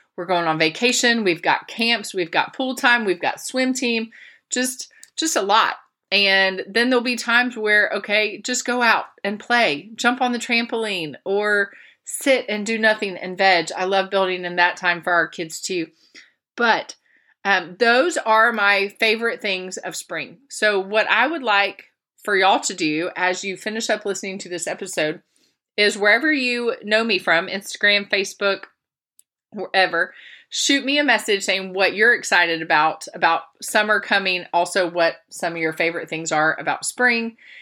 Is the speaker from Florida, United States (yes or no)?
yes; Florida, United States; moved away; I grew up in the South. I grew up in Florida.